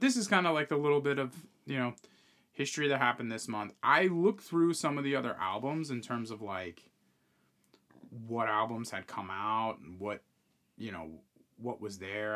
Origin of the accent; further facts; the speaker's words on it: New York, United States; we're from New York